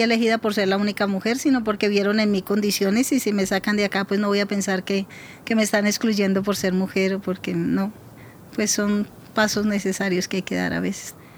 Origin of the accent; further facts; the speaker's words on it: Tolima, Colombia; also born or lived in Antioquia; now in Bogotá, Colombia; nací en el Tolima, pero operé con FARC en Antioquia